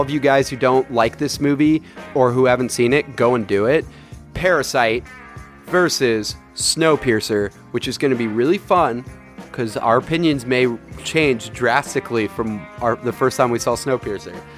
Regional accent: Saratoga, California, United States; where I grew up in Saratoga

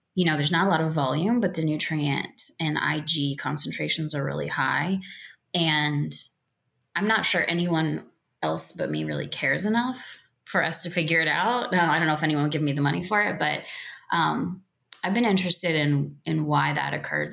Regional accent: South Central Indiana, United States; now in Missouri, United States; growing up in South Central Indiana

